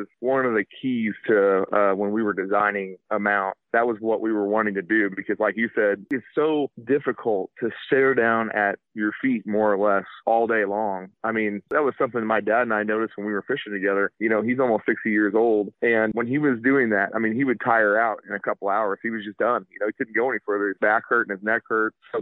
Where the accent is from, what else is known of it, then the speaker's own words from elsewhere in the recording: Sedalia, Missouri, United States; We're about 30 miles north of Truman Lake Reservoir in Sedalia, Missouri. That's where we're based out of. I grew up here.